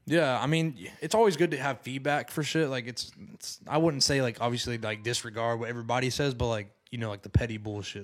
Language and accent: English; Decatur, Alabama, United States; moved away as an adult; I'm originally from Decatur